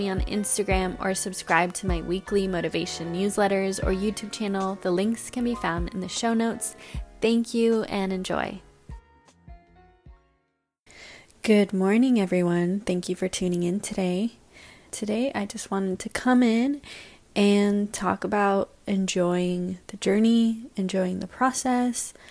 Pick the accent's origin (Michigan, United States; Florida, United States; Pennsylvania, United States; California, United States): California, United States; San Francisco; moved away as an adult; also born or lived in Salt Lake City / Vietnam; now in New York, United States; I grew up in San Francisco